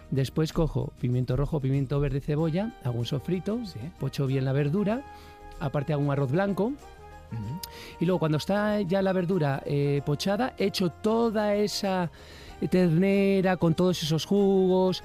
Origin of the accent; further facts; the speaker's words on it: San Vicente de la Barquera, Cantabria, Spain; hay un plato estrella en mi tierra que es el cocido montañés